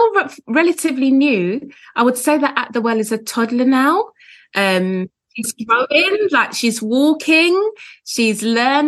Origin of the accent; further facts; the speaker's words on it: London, United Kingdom; I was born in London. I live just outside of London now.